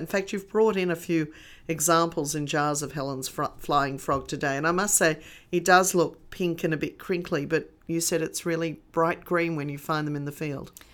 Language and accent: English; Australia; being Australian when you go out into the bush